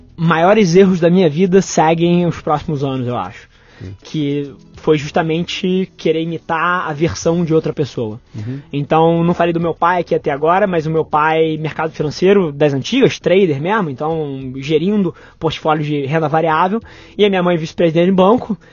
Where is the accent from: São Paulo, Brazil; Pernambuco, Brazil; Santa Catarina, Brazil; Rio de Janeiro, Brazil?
Rio de Janeiro, Brazil; nasci, nasci no Rio, metrópole, mas logo depois meus pais se separaram e me mudei para casa dos meus avós com a minha mãe e morei minha infância ali.